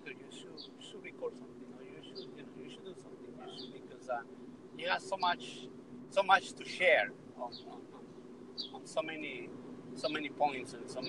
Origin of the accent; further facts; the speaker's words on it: Mexico City, Mexico; now in United States; I'm from Mexico City. I came to the United States 25 years ago